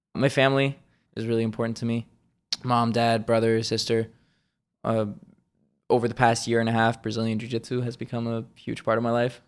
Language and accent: English; Switzerland; moved away; originally, I'm from Switzerland, born and raised